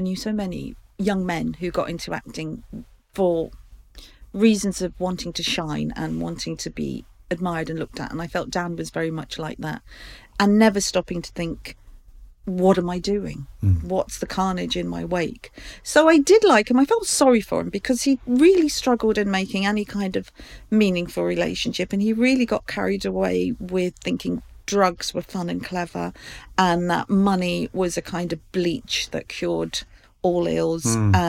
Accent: Ireland; Oh, well, you see, because I'm Irish, I was the only child.

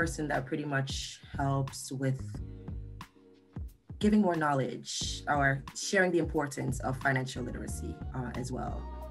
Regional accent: Kingston, Jamaica; moved away as an adult; also born or lived in Greensboro, North Carolina; now in Washington, D.C. area, United States; I'm also born and raised in Jamaica, Kingston, Jamaica.

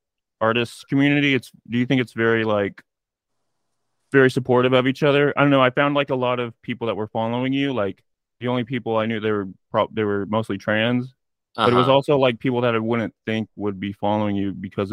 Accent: Tulsa, Oklahoma, United States; I'm from Tulsa. I live in Tulsa

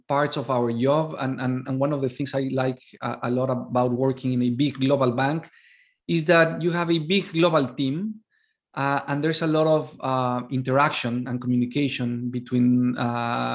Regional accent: Mexico; I am from Mexico

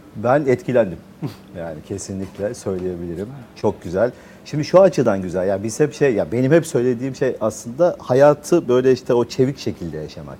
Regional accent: Ankara, Turkey; moved away as an adult; now in Istanbul, Turkey; doğma büyüme Ankara, üniversite öyle. Sonra İstanbul'a geldim.

